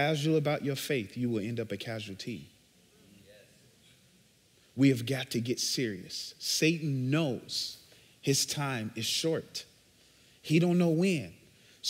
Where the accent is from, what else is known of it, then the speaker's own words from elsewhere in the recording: Chicago, Illinois, United States; So I'm originally from Chicago, born and bred. I grew up on the south side